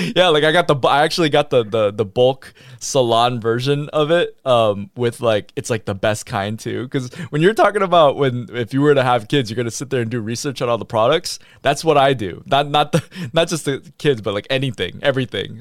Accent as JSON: {"language": "English", "region": "Michigan", "country": "United States", "tie": "born or raised there", "also_born_or_lived": "New York", "moved": "yes", "lives_now": "Texas, United States", "said": "I grew up in Michigan"}